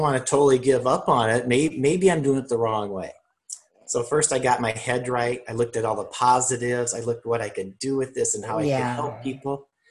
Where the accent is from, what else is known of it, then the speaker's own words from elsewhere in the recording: Midwest, United States; growing up in the Midwest, I had a workaholic dad.